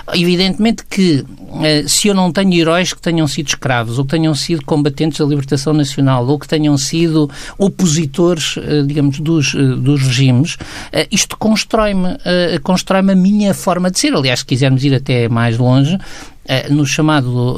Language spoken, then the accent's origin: Portuguese; Aveiro, Centro, Portugal; eu nasci em Aveiro